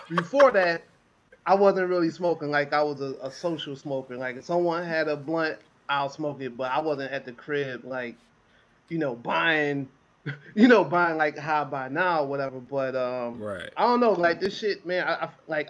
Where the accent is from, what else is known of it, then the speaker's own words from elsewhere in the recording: Chicago, Illinois, United States; also born or lived in near Oakland / San Jose, California; now in San Jose area, United States; I'm from Chicago